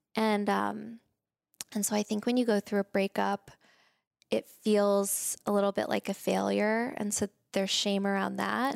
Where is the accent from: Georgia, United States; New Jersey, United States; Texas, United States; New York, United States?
Texas, United States; Spring; moved away as an adult; also born or lived in Boston / San Francisco; I grew up in Texas, in Spring, Texas